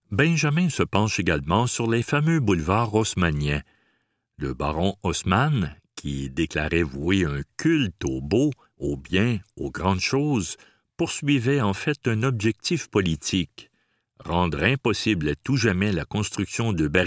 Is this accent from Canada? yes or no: yes; Chicoutimi, Quebec, Canada; Comme lui, j'ai grandi à Chicoutimi.